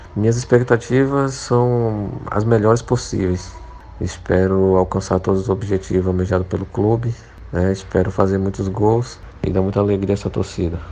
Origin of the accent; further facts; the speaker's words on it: Santanópolis, Bahia, Brazil; moved away; Sou natural de Santanópolis, Bahia